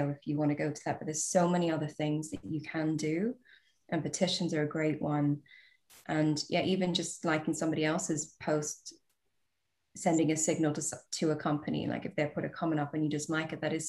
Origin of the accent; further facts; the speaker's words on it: Australia; moved away as an adult; now in United Kingdom; I'm an Australian by birth. I live in the UK now.